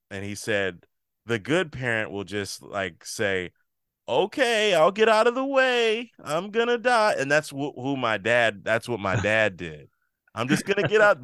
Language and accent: English; Maryland, United States; also born or lived in Chicago; now in New Jersey, United States